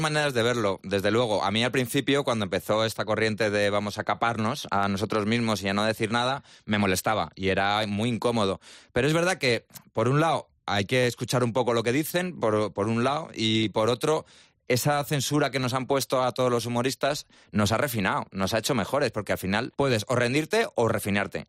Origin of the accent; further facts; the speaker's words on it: Spain; yo me vine a España, o sea, yo mm, nací en España